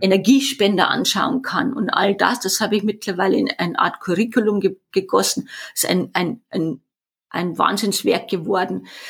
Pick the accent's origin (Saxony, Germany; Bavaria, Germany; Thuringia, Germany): Bavaria, Germany; Erding; accent: Bavarian; an meiner Sprache hört man das ja schon, dass ich aus Bayern komme. Ich komme aus Erding, nordöstlich von München.